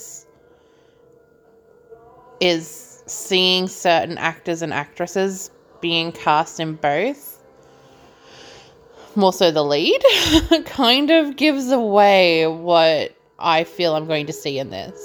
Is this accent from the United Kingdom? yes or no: no; Australia; accent: Australian; my Australian accent